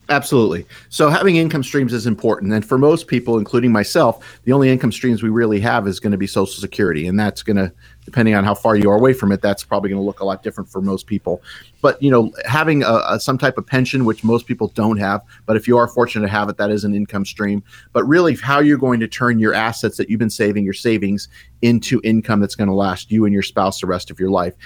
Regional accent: Tucson, Arizona, United States; I'm based here in Tucson. I'm from Tucson.

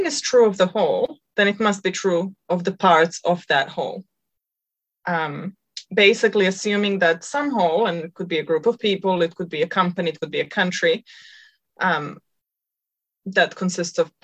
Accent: Croatia; now in New Zealand; So I'm Croatian. I'm half Croatian, half Serbian.

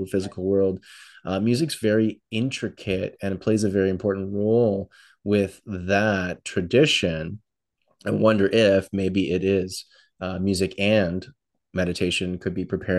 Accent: Toronto, Ontario, Canada; Growing up in Toronto

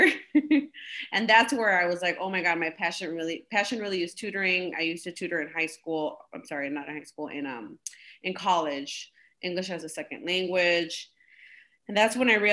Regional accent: Cicero, Illinois, United States; also born or lived in Pilsen, Chicago; I grew up in Cicero, Illinois, born and raised there.

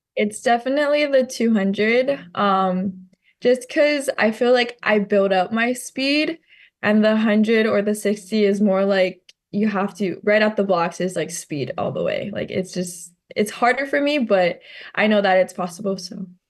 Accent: Maui, Hawaii, United States; growing up on Maui

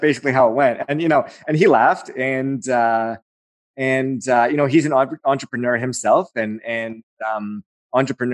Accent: Aurora, Ontario, Canada; that's my hometown

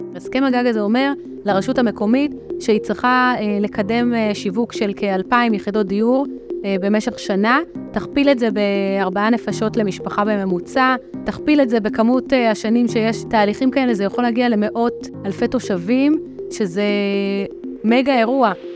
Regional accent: Petah Tikva, Central District, Israel; now in Rosh HaAyin, Israel; גדלתי בעיר פתח תקווה

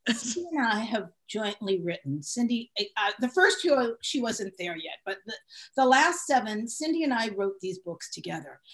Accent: San Francisco, California, United States; I grew up in San Francisco

